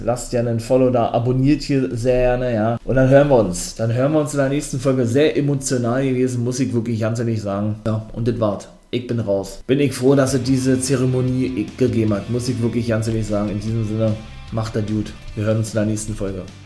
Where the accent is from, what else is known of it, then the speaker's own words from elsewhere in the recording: Germany; bei uns in Deutschland